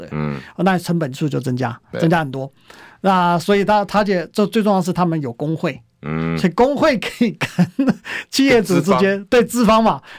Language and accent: Chinese; Taiwan; moved away; also born or lived in United States; 毕毕竟我们我们台湾在在台湾台湾人嘛，对不对？我们在那边长大